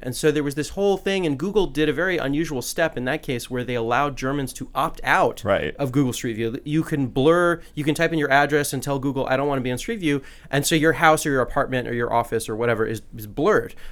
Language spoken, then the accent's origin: English; California, United States; now in Washington, D.C., United States; my home state, California